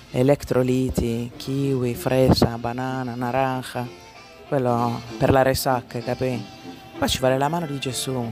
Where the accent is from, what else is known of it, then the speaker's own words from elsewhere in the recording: Cologne, North Rhine-Westphalia, Germany; accent: Cologne; lo dirò con il mio accento di eh, Colonia, come hai sentito.